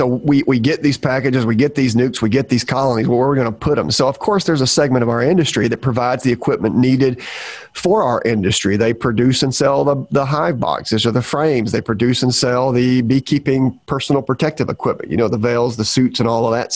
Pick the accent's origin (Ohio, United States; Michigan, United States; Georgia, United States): Georgia, United States; moved away as an adult; now in Florida, United States; I'm from Georgia. When I was up in Georgia, I didn't really think much about this all the time. Where I'm from, I did not see a lot of feral colonies. And if there were feral colonies, I was the one as a kid who got called to remove them